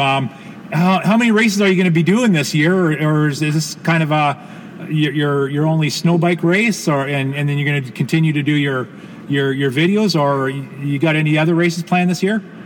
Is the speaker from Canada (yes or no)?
yes; Canada; as a Canadian homeboy